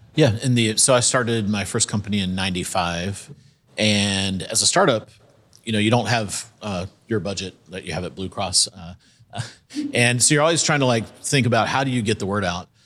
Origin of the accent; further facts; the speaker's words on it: South Carolina, United States; moved away; I'm from South Carolina, so went to the University of South Carolina